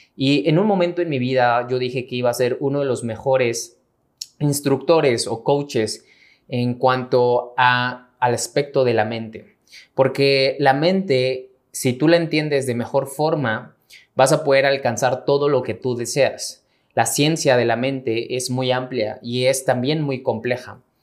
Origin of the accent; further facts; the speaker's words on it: Mexico; mexicano, emprendedor y empresario